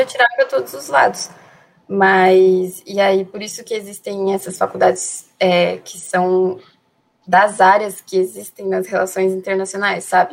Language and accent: Portuguese; Palmitos, Santa Catarina, Brazil; also born or lived in Greece; Eu tenho 18 anos e sou de Palmites, Santa Catarina.